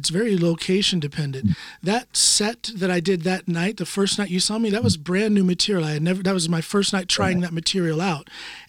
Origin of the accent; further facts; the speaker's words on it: United States; now in Norway; I never did stand up back home in the US. I've only done stand up since I've been here in Norway.